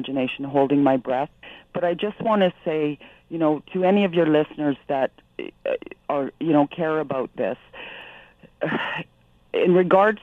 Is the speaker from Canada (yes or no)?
yes; Canada; as a Canadian taxpayer